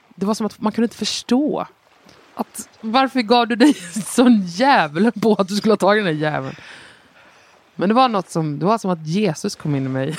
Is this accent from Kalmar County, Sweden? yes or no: yes; Nybro, Kalmar County, Sweden; jag är uppvuxen i Småland